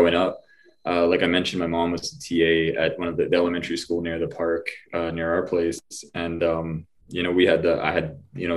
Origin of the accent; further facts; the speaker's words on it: Saskatoon, Saskatchewan, Canada; I was born here in Saskatoon, Saskatchewan, Canada